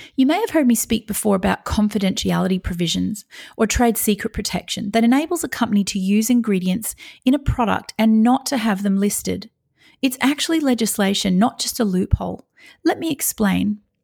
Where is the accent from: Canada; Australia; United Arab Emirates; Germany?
Australia